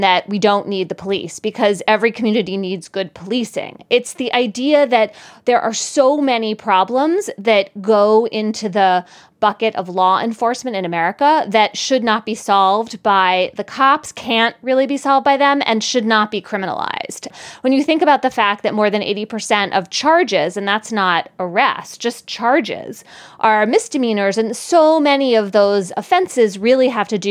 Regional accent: Philadelphia, Pennsylvania, United States; growing up in Philadelphia

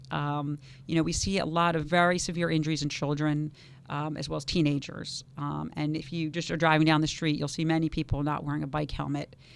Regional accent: New York, United States; now in West Palm Beach, United States; I came from Harlem in the South Bronx uh, to West Palm Beach, as did he.

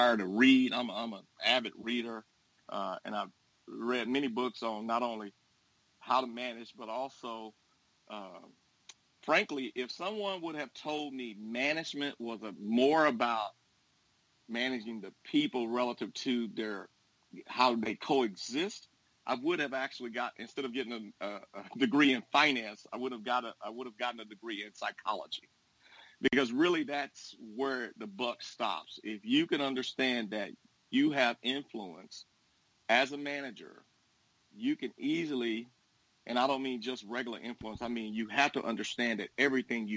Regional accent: Dallas, Texas, United States; moved away as an adult; now in Houston, United States; I'm originally from Dallas, but I moved here and attended Texas Southern University and the University of Houston

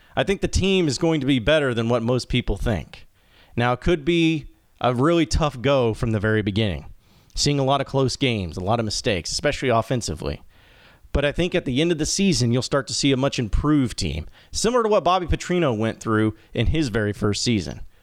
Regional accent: Arkansas, United States; also born or lived in Dallas, Texas; I was born in Dallas, Texas, but raised in Arkansas

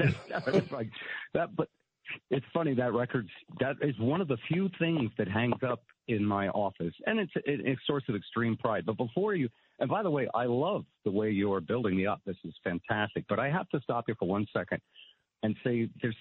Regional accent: Connecticut, United States; I was growing up in Connecticut

